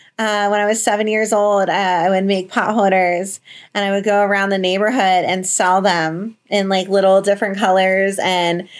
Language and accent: English; New Jersey, United States; moved away as an adult; also born or lived in Florida; I'm from New Jersey originally